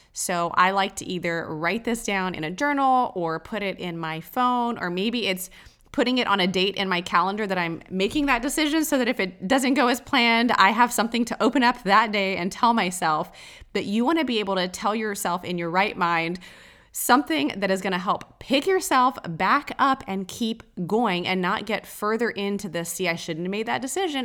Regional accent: Texas, United States; I'm from Texas

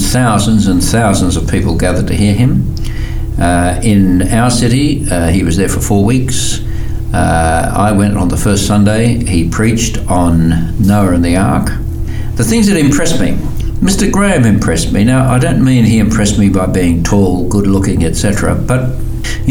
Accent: Sydney, New South Wales, Australia; I grew up in Sydney, Australia

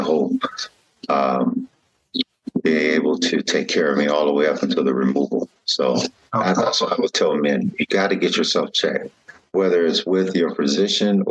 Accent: Los Angeles, California, United States; I grew up what they call Southwest LA.

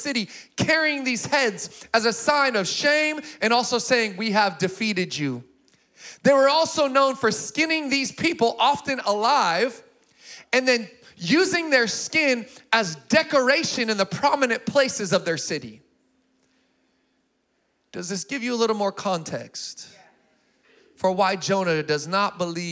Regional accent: Sacramento, California, United States; also born or lived in Springfield, Missouri; I grew up in Sacramento

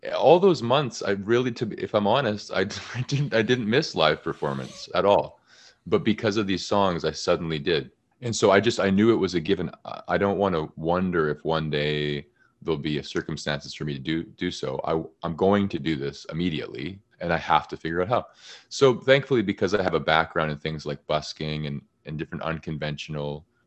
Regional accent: Canada; I'm very Canadian

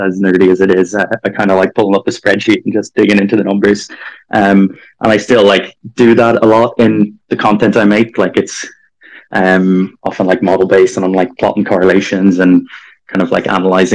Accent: Dublin, Leinster, Ireland; moved away as an adult; I grew up in Dublin

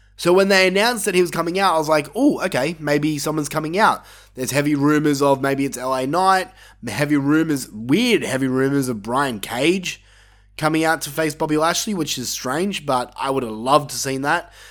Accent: Australia; my home country

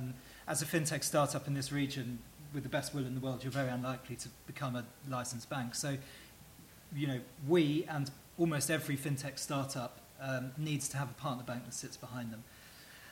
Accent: England, United Kingdom; now in United Arab Emirates; me as an English person

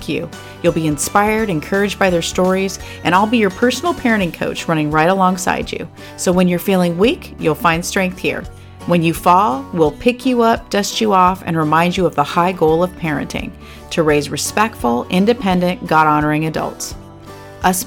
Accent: California Bay Area, United States; moved away as an adult; now in Tennessee, United States; I was raised in the California Bay Area

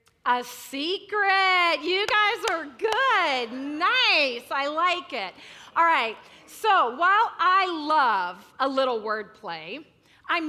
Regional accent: Central California, United States; I'm from Central California. We get less than 10 inches of rain a year.

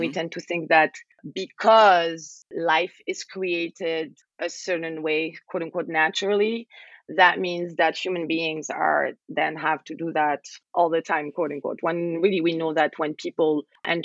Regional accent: Algeria; I'm from Algeria.

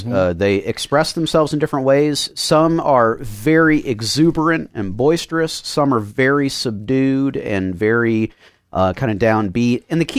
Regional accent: Miami, Florida, United States; So I grew up in Miami and was very involved both in music and church stuff there.

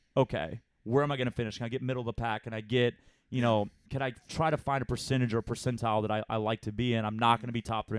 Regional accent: Texas, United States; I'm from Texas

